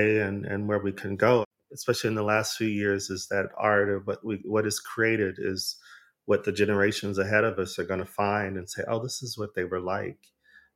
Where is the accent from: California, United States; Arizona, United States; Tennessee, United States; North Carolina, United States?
Arizona, United States; I'm from Arizona